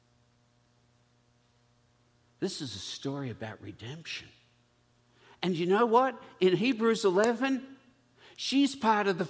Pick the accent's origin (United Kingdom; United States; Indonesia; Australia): Australia; being an Australian, and so my relatives are all convicts.